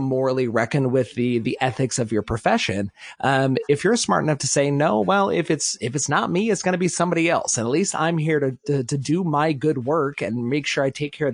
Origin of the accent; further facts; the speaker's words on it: Oklahoma, United States; I am from Oklahoma